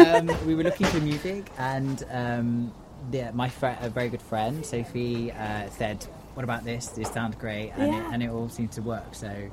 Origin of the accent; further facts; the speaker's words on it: Chichester, South East England, United Kingdom; I'm from Chichester in West Sussex.